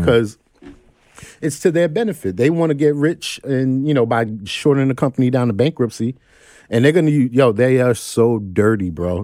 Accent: New York City, New York, United States; I'm some cat from Crook Avenue in Brooklyn

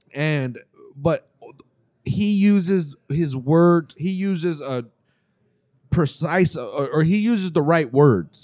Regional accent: United States

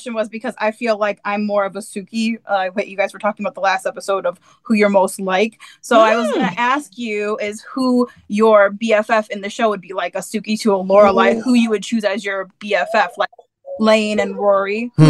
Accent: a suburb of Chicago, Illinois, United States; I'm from Chicago, a suburb of Chicago.

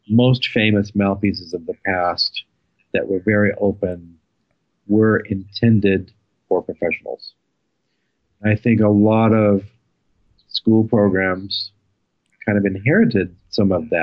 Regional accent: Texas, United States; growing up in Texas

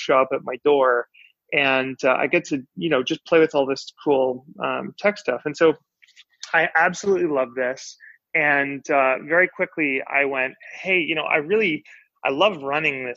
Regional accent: Vancouver, British Columbia, Canada; also born or lived in Victoria, Canada; growing up, I grew up in Vancouver, Canada

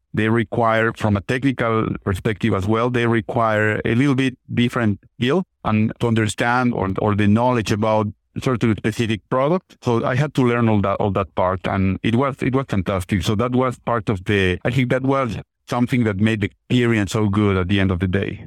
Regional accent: Mexico City, Mexico; moved away; I'm originally from Mexico, from Mexico City, very large city

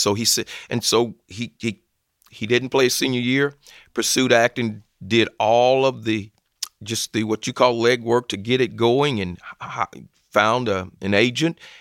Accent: Phenix City, Alabama, United States; also born or lived in Columbus, Georgia; originally I'm from Columbus, Georgia, but finished high school in Phoenix City, Alabama, which is right across the river

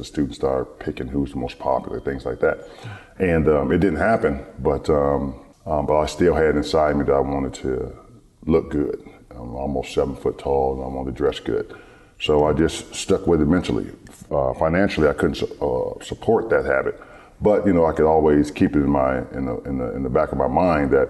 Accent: Detroit, Michigan, United States; growing up in Detroit. In Detroit, my ninth grade year in high school

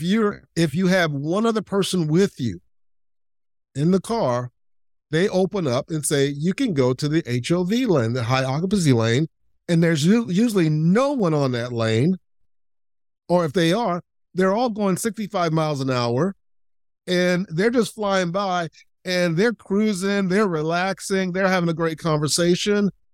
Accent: Lakeland, Florida, United States; where I grew up in Lakeland, Florida

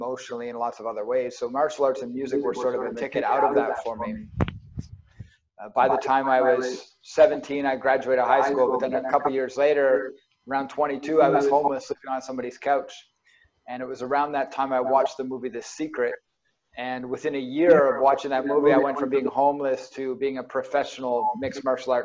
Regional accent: New Glasgow, Nova Scotia, Canada; also born or lived in Dartmouth, Nova Scotia; I was born in Dartmouth and grew up in Dartmouth till I was around 8 years old, and then moved to Pictou County, just New Glasgow area

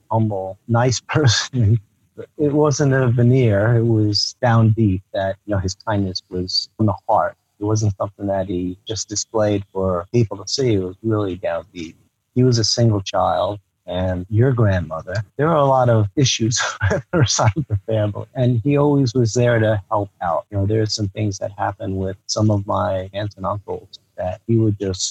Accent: Northern New Jersey, United States; I was third generation Japanese, and I grew up in the New Jersey area

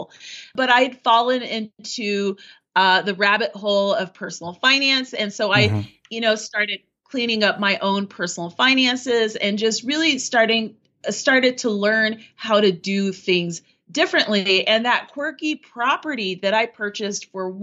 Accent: Colorado, United States; also born or lived in Paris, France; I'm American. I'm from Colorado.

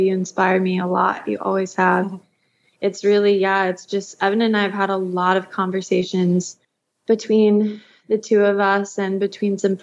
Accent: Georgia, United States; I grew up in the South in Georgia

